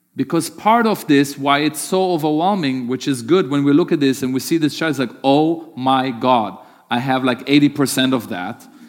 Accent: Germany; moved away; growing up in Germany

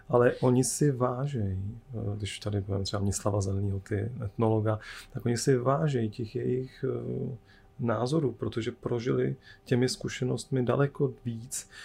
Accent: Czechia; jsme Češi

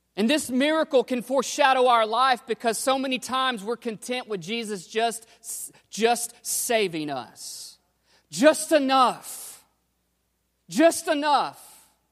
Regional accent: United States; we're American Christians

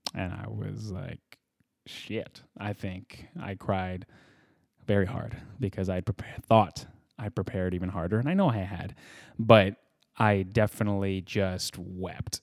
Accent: Edmonton, Alberta, Canada; moved away as an adult; also born or lived in Vancouver; now in Los Angeles, United States; I was raised, I was born in Edmonton, Alberta

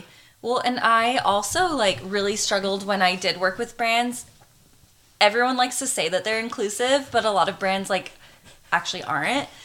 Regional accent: Arizona, United States; moved away as an adult; also born or lived in Hawaii; now in California, United States; I've lived in Hawaii for the last six years, but I'm originally from Arizona and that's where all of our family pretty much still is

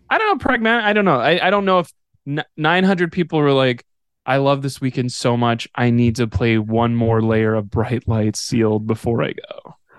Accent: Odessa, Texas, United States; growing up in West Texas

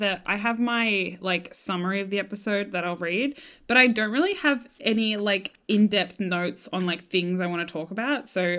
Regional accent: Australia; accent: Bogan; moved away

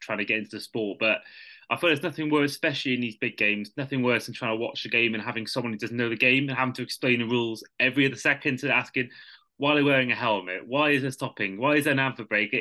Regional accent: United Kingdom

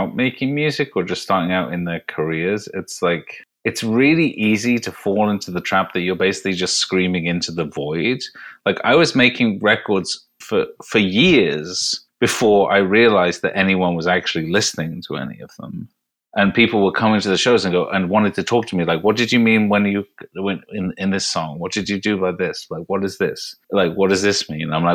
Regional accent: United Kingdom; as a Brit

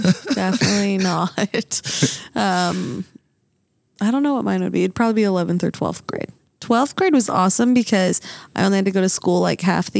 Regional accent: Utah, United States; I grew up in Utah. There was like 1,000 people in my graduating class.

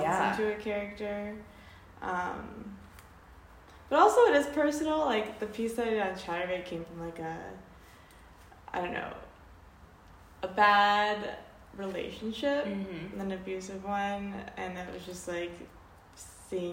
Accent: North Carolina, United States; moved away as an adult; I grew up in North Carolina, but not where I went to school

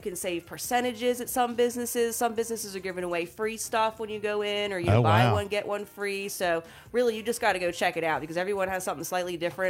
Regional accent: United States; we're both moms from Sussex County.

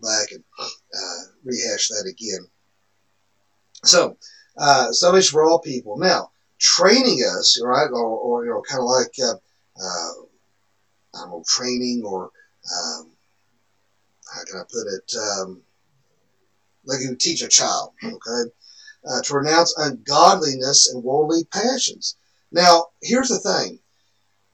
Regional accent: the Bible Belt, United States; when we grew up here in the Bible Belt

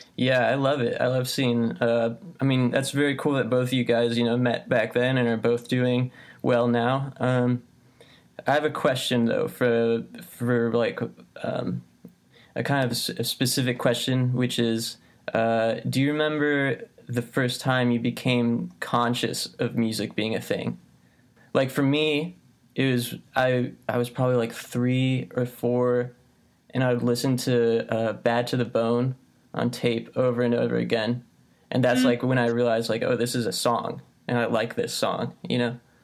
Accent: Midwest, United States; also born or lived in California; I was born in California, but I only lived there until I was two, and then I moved to the Midwest

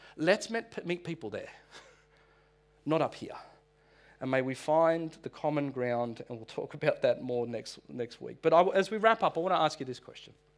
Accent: North Shore, New South Wales, Australia; I am from the North Shore

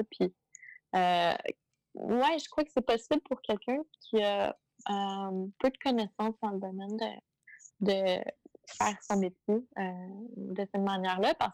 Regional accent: South Shore of Montreal, Quebec, Canada; je viens de la rive sud de Montréal, euh, à côté d'un petit boisé où euh, je suis présentement avec euh, avec ma famille.

